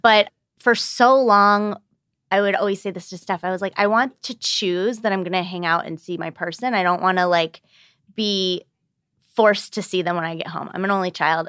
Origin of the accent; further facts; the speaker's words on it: Birmingham, Michigan, United States; 34 and I'm from Birmingham, Michigan